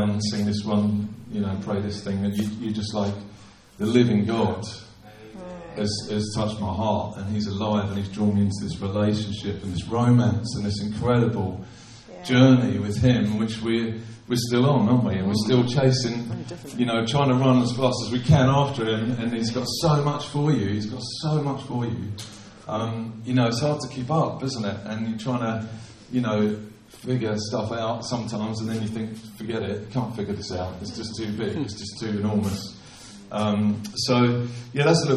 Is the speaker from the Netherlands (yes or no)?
no; London, United Kingdom; I grew up sort of around Charlton, Blackheath area